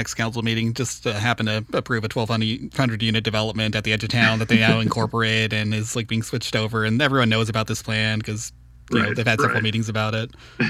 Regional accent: Santa Ana, California, United States; I grew up in Santa Ana, right in the very center of town.

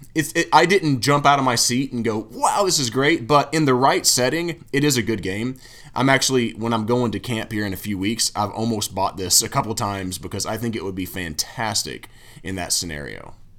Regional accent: Tennessee, United States; I'm from Tennessee

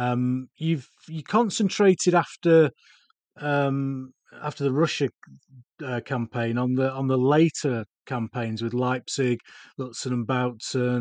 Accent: United Kingdom; certainly being British

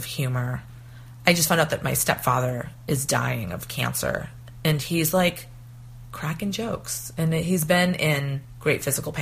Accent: East Coast, United States; moved away; also born or lived in Tucson, Arizona; I used to live in Tucson, Arizona, and before that, I was from the East Coast

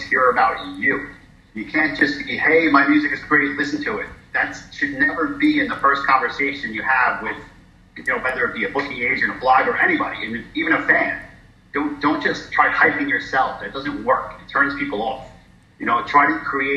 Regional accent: New York City, New York, United States; moved away as an adult; also born or lived in North Carolina; I'm from New York City

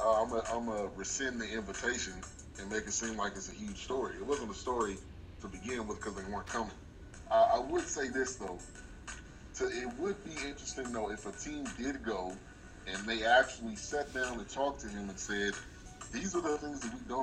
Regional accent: California, United States; moved away as an adult; also born or lived in Atlanta, Georgia; now in Texas, United States; I grew up in California

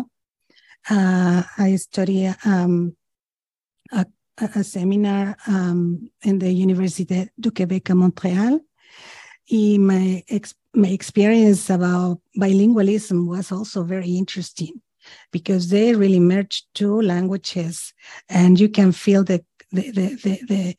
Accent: Mexico; moved away as an adult; now in Wisconsin, United States; I'm originally from Mexico. So my experience in higher education started there

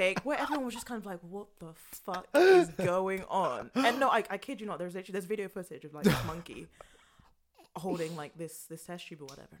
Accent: London, United Kingdom; And I was born and raised in London. I'm hardly the most, you know, Ghanaian person there is.

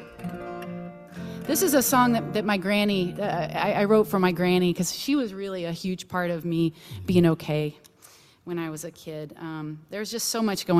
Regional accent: Texas, United States; moved away; I'm from Texas originally

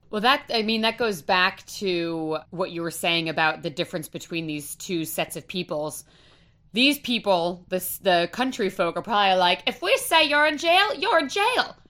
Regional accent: Rhode Island, United States; I am from Rhode Island, born and raised

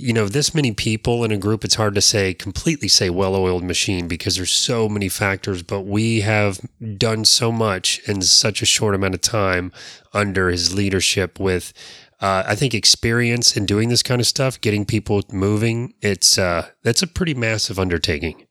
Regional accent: Florida, United States; those of us that were born and raised here

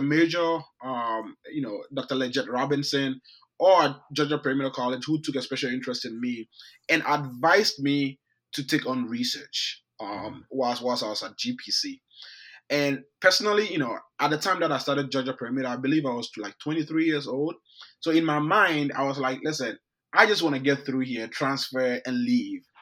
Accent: Ghana; moved away; I grew up in Ghana, um, in West mm-hmm. Africa.

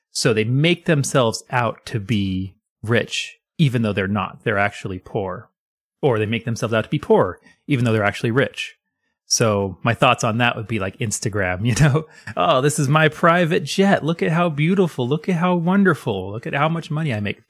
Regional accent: United States; I am American

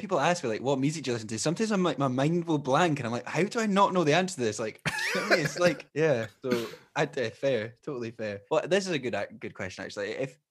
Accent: Scotland, United Kingdom; obviously, we're both Scottish, we're based here, but what do you think of the local Scottish music scene?

